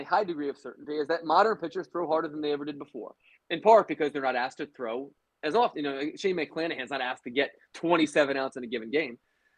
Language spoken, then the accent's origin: English; Baltimore, Maryland, United States; moved away; I was born in Baltimore